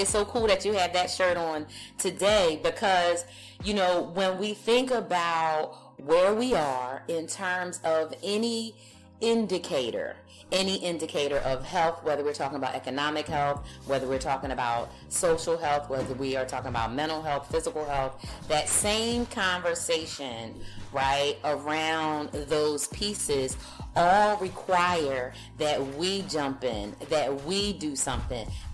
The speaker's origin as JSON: {"language": "English", "town": "Philadelphia", "region": "Pennsylvania", "country": "United States", "tie": "born or raised there", "moved": "yes", "lives_now": "Los Angeles, United States", "said": "I grew up on the East Coast, so I grew up in Philadelphia"}